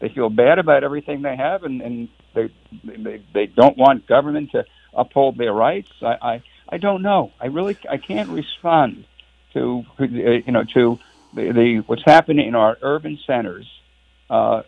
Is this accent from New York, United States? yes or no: yes; New York City, New York, United States; moved away; I was born in Brooklyn, New York